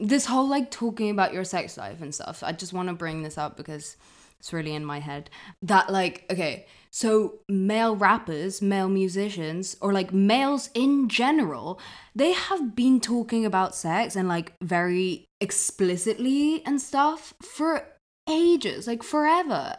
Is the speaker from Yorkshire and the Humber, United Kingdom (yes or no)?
no; London, United Kingdom; I grew up in London